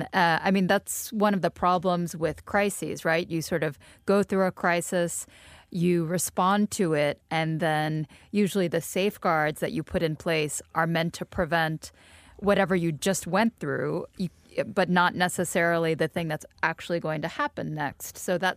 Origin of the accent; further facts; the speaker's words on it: Texas, United States; I grew up in Texas.